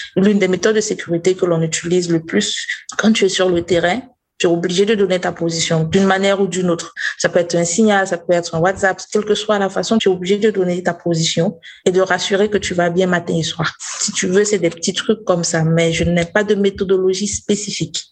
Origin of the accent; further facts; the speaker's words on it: Burkina Faso; Je viens du Burkina Faso